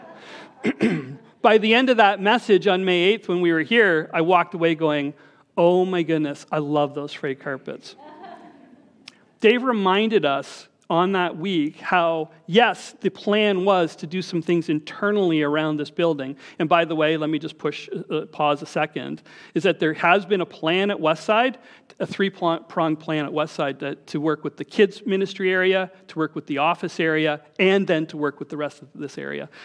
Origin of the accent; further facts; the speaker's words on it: Scarborough, Ontario, Canada; I was from Scarborough